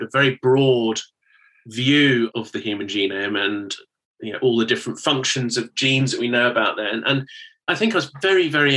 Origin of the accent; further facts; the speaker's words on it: United Kingdom; you can probably tell from my accent that I'm from the United Kingdom